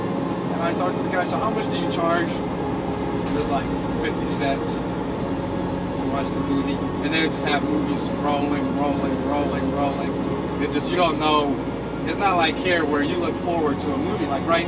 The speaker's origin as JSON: {"language": "English", "country": "United States", "said": "They knew I was from America."}